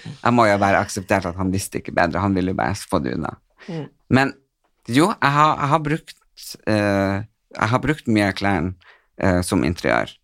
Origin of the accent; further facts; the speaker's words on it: Northern Norway, Norway; moved away; Jeg er jo fra Nord-Norge, og det er der hjertet mitt bor